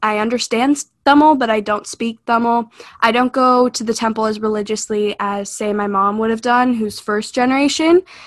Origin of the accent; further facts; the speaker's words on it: United States; I feel that I'm almost more American than I am Indian